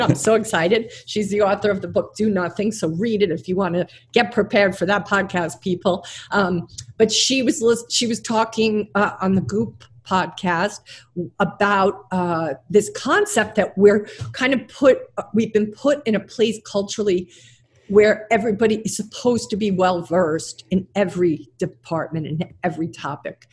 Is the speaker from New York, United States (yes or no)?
yes; St. James, New York, United States; also born or lived in Brooklyn, New York; I was born in Brooklyn, and then a good chunk of my life was spent on St. James, which is on the North Shore of Long Island.